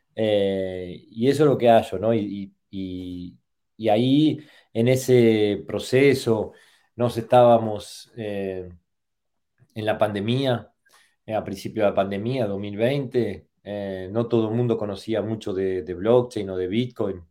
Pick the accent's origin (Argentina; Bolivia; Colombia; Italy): Argentina; soy de Argentina